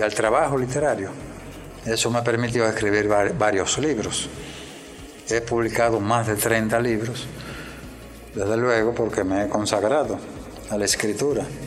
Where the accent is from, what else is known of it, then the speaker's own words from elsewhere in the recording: Moca, Espaillat, Dominican Republic; yo nací en, en Moca, el 6 de octubre de 1941. Mi primera etapa la viví en Wausi, una aldea, un campo en la vecindad de Moca